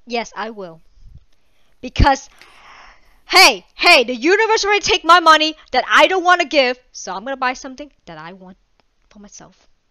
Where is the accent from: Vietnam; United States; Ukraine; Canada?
Vietnam; I'm Asian, Vietnamese